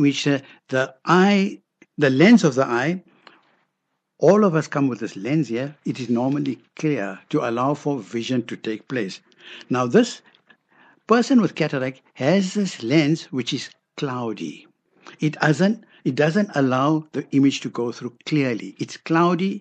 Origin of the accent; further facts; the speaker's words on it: Johannesburg, Gauteng, South Africa; We grew up in Denver, Vitas